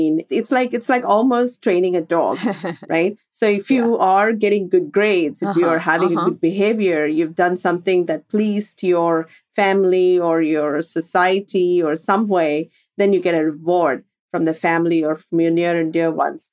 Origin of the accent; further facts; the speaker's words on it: India; moved away as an adult; growing up in India